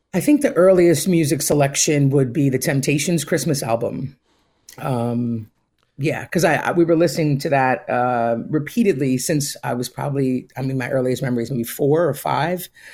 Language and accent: English; Pine Bush, New York, United States; I grew up in, uh, New York, in upstate New York, a place called Pine Bush.